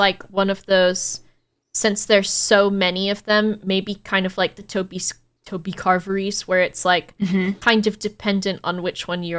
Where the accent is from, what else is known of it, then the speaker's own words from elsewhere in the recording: United States; especially as an American